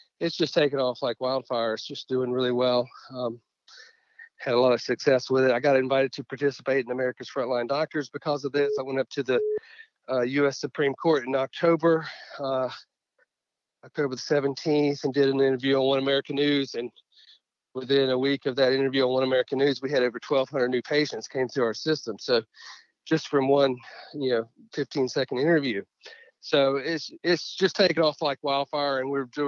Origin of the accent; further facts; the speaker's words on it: Pensacola, Florida area, coast of Mississippi, Southeast, United States; also born or lived in Gulfport, Mississippi / Mobile, Alabama; I grew up in the Southeast. Was born in Gulfport, Mississippi, but grew up in Pensacola, Florida area, and then moved over to the coast of Mississippi for middle school and high school.